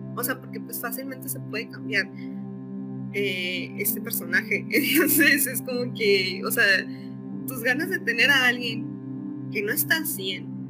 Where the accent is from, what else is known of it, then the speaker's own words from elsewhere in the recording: Monterrey, Nuevo León, Mexico; Soy de Monterrey